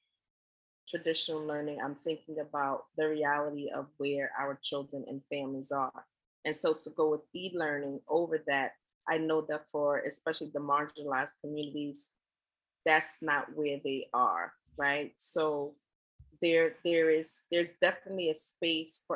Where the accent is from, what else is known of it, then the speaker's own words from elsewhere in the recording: New York City, New York, United States; also born or lived in Allendale, South Carolina; I grew up in Brooklyn, right? And I am from Brooklyn, but I hail from Allendale, South Carolina, small town.